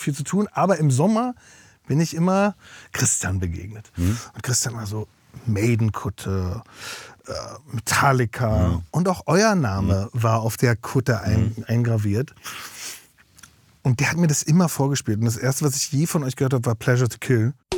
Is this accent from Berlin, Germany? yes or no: yes; Berlin, Germany; also born or lived in Mecklenburg-Vorpommern / Güstrow; Und zwar hab ich aufgewachsen in Berlin und in Mecklenburg-Vorpommern.